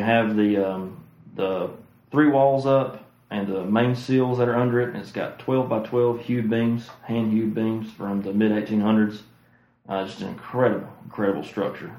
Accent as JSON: {"language": "English", "area": "Oconee County", "region": "South Carolina", "country": "United States", "tie": "born or raised there", "said": "I'm from Oconee County."}